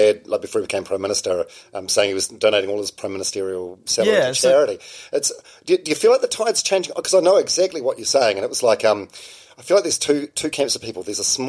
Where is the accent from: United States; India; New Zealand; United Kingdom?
New Zealand; Palmerston North, Manawatū-Whanganui; I was growing up in Palmerston North in the 80s